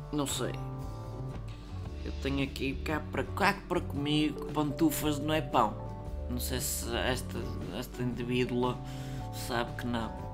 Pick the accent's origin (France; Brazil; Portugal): Portugal